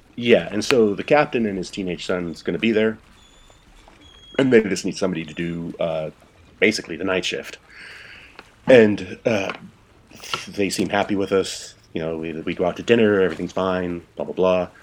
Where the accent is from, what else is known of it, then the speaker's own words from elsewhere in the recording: Port Townsend, Washington, United States; moved away as an adult; also born or lived in Shelton, Washington / Prague / Moscow / Indonesia; now in Berlin, Germany; I grew up in the Seattle area. Um, I was born in this small logging town called Shelton, but I grew up in a small uh, Victorian town called Port Townsend up on the Olympic Peninsula